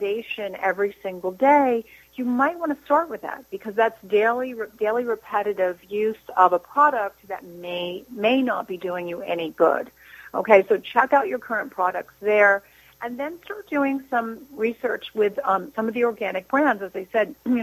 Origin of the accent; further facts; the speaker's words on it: New Jersey, United States; I'm from New Jersey